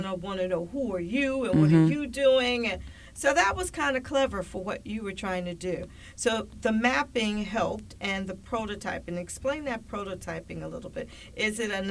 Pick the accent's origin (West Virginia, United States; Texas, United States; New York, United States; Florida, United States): New York, United States; New York City; I grew up in the Bronx